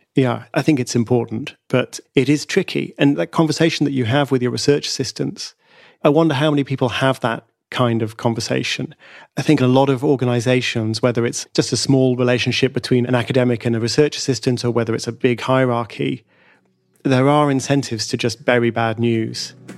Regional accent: United Kingdom; I'm a Brit

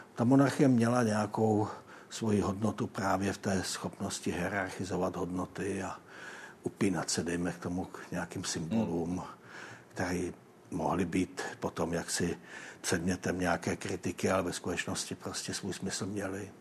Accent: Ore Mountains, Czechia; já jsem vyrostl v Krušných horách

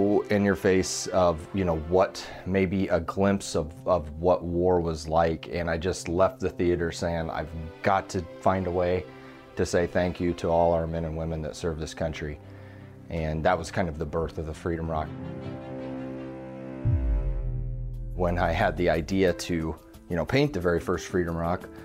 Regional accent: Fontanelle, Iowa, United States; also born or lived in Creston, Iowa; So I was born in Creston, Iowa, and I grew up in the little town of Fontenelle, Iowa, about 600 people.

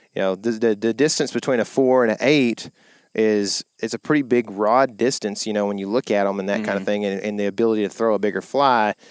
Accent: Lake Fork, Texas, United States; we grew up on Fork

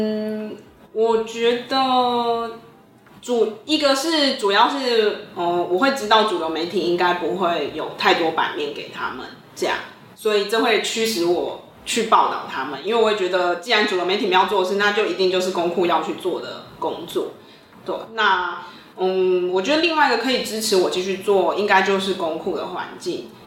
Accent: Pingtung County, Taiwan; 因为我本身是屏东人，所以我等于是在家乡里去做这样一个议题追踪。

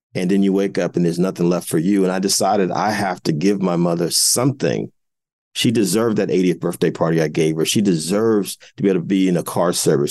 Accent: Jersey City, New Jersey, United States; my hometown of Jersey City

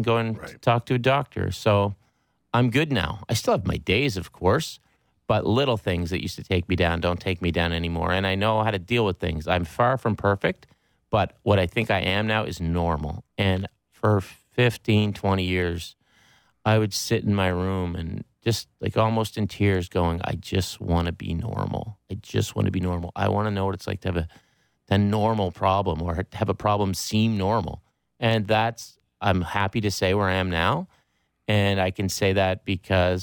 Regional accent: Pictou County, Nova Scotia, Canada; I'm from Pictou County

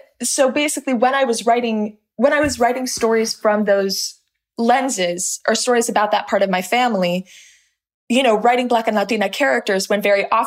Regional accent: Los Angeles, California, United States; I grew up in this little pocket of Los Angeles

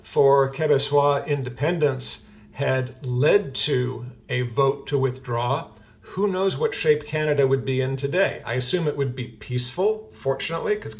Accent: United States; we're all Americans

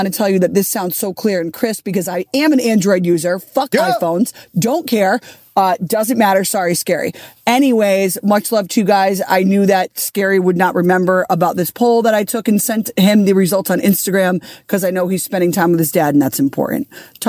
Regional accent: Connecticut, United States; I'm Italian and from Connecticut.

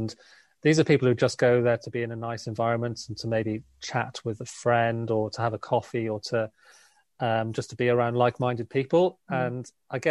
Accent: South Wales, United Kingdom; now in London, United Kingdom; I'm from South Wales

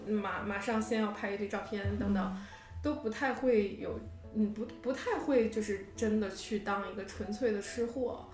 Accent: Harbin, Heilongjiang, China; moved away as an adult; also born or lived in Beijing; now in New York, United States; 我是哈尔滨人

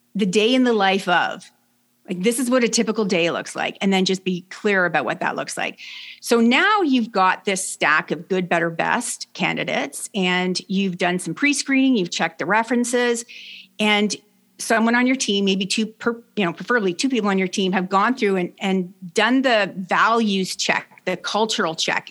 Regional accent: Canada; also born or lived in Brockville, Ontario; I'm Canadian. I live in Brockville, Ontario

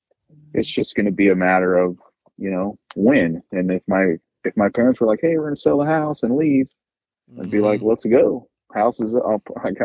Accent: Chico, California, United States; I'm from Chico, California, within 20 minutes or less, I can be up the mountain and in wildlife and away from people.

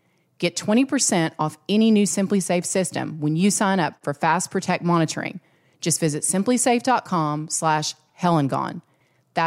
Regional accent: South Arkansas, United States; I'm from South Arkansas

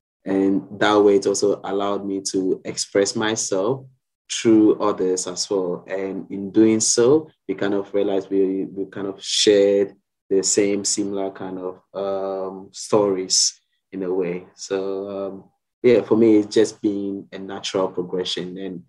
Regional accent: Ghana; now in Sydney, Australia; I'm originally from Ghana in West Africa, and I'm a photographer and creative director based here in Sydney.

